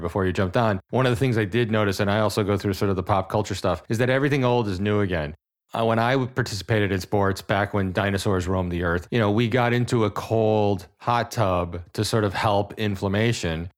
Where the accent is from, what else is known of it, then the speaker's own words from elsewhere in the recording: New England, United States; someone who's born and raised in New England